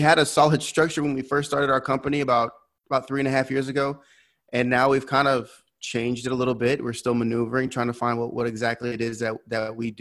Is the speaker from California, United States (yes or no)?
yes; California, United States; moved away as an adult; now in Waco, United States; I'm originally from California.